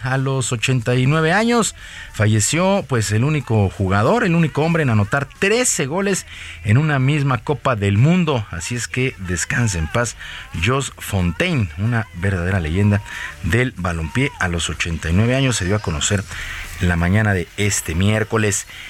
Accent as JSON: {"language": "Spanish", "country": "Mexico"}